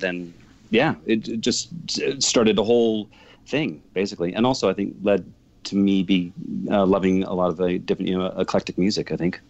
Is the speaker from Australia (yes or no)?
no; Calgary, Alberta, Canada; I grew up in Calgary